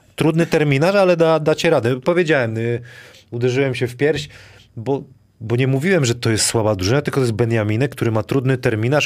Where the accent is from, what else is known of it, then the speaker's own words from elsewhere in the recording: Wrocław, Lower Silesian Voivodeship, Poland; jestem z Wrocławia, to wrocławska